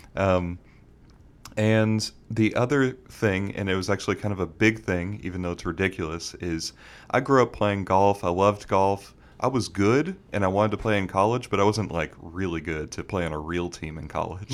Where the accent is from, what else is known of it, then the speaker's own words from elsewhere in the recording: Bermuda; moved away as an adult; also born or lived in Houston, Texas; now in Dallas, United States; Born in Texas, but grew up in Bermuda my whole life.